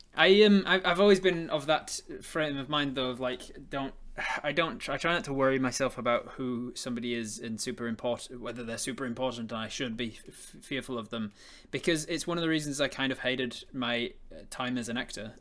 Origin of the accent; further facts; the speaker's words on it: England, United Kingdom; I'm English